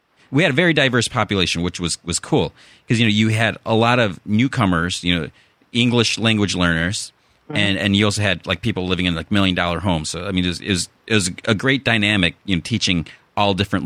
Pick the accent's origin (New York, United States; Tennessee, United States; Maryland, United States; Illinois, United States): Illinois, United States; Chicago; accent: Chicago; moved away as an adult; now in California, United States; my Chicago accent